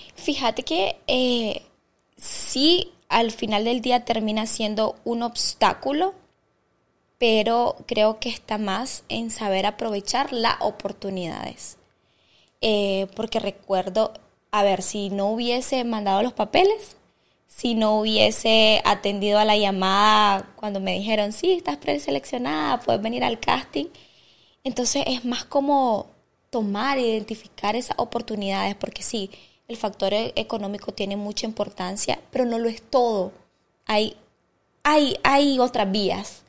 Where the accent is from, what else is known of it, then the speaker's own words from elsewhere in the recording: Estelí, Nicaragua; moved away as an adult; now in Managua, Nicaragua; yo soy de Estelí